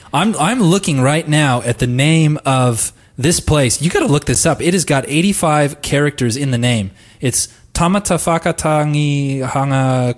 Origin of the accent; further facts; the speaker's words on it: United States; I'm American